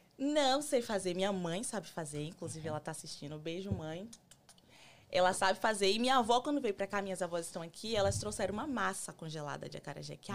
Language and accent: Portuguese; Salvador, Bahia, Brazil; moved away as an adult; now in United States; eu sou de Salvador, Bahia